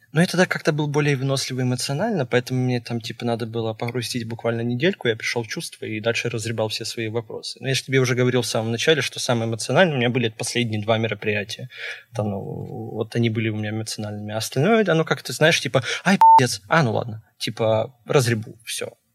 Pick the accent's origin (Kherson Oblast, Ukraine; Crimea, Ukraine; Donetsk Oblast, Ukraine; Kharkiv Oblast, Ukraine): Kherson Oblast, Ukraine; Kherson; moved away; я вообще родом с Херсона